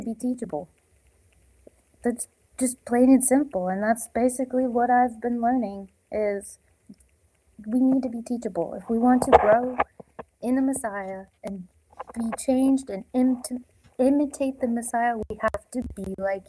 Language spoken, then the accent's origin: English; North Dakota, United States; I'm originally from North Dakota